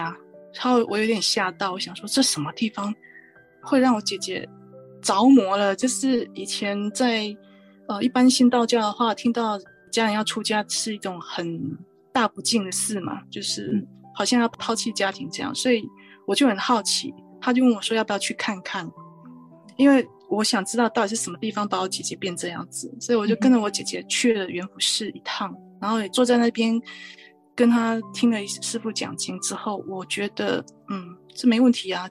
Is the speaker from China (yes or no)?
no; Chiayi mountains, Chiayi County, Taiwan; now in California, United States; 我是在嘉义山上长大的孩子。那我们在南部接触的宗教以道教为主。